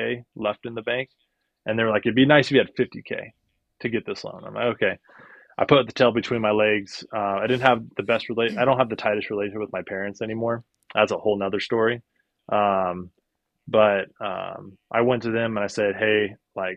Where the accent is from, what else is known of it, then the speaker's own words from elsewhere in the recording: Northern California, United States; now in San Diego, United States; we're from Northern California where it's a little bit cheaper and we have a little bit more family support